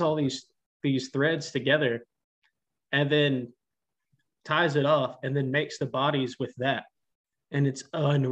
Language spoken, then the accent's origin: English; Tennessee, United States; I'm from Tennessee